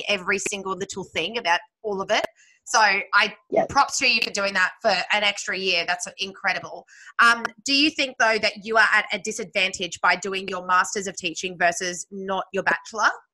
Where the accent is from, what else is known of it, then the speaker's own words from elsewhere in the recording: Sydney, New South Wales, Australia; moved away; I grew up in Sydney